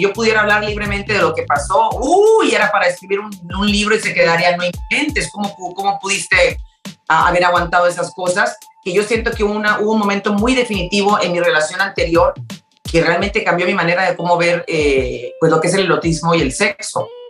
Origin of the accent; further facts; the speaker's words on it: Mexico; now in Houston, United States; yo soy mexicana